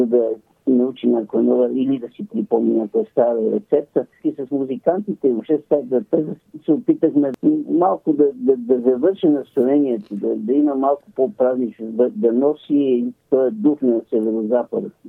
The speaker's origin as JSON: {"language": "Bulgarian", "town": "Montana", "region": "Montana Province", "country": "Bulgaria", "tie": "born or raised there", "moved": "yes", "lives_now": "Cambridge, United Kingdom", "said": "Северо-западна България, там е моят корен. Аз съм роден в Монтана"}